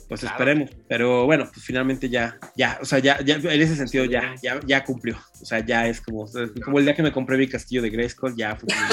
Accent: Mexico City, Mexico; los dos somos chilangos y estábamos aquí

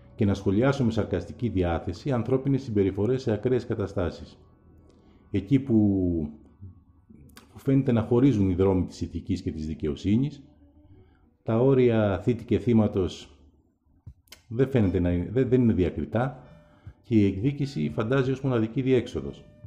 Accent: Athens, Attica, Greece; είναι και η πόλη μου η Αθήνα που τη γνωρίζω πολύ καλά

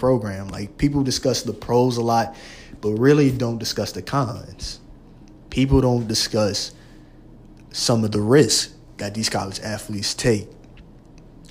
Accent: Louisiana, United States; I'm from Louisiana, and they got two, maybe three big schools in our state

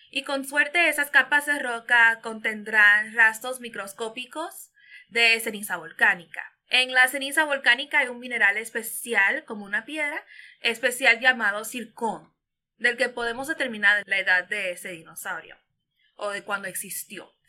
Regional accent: Venezuela; Tengo nueve años, eh, soy de Venezuela.

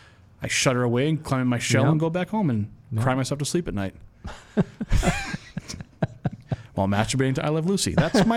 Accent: Canada; Because I'm Canadian. That's why. The Canadian blood runs too deep.

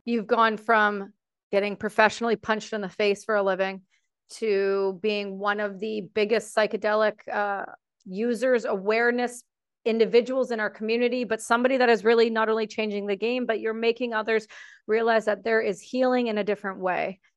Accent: Canada; I'm Canadian

